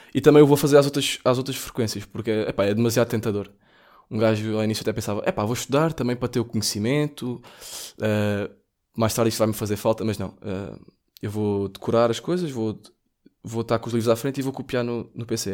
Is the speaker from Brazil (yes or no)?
no; Portugal; sou português